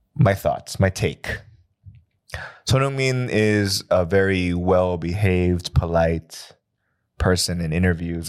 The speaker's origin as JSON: {"language": "English", "country": "United States", "moved": "yes", "lives_now": "Seoul, South Korea", "said": "I come from America"}